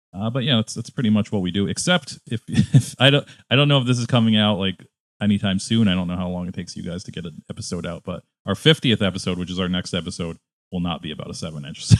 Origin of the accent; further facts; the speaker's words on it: Connecticut, United States; also born or lived in upstate New York / New York City; now in Chicago, United States; I'm originally from Connecticut, and then I lived in upstate New York, and then I lived in, uh, downstate